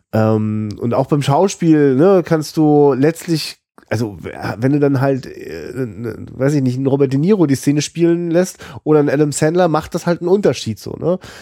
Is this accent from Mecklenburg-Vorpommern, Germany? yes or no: yes; Rostock, Mecklenburg-Vorpommern, Germany; als Rostocker